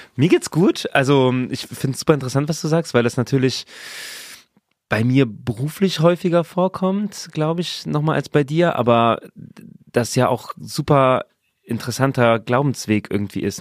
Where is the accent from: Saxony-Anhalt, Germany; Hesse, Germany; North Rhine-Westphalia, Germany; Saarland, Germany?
Saarland, Germany; ich bin im Saarland geboren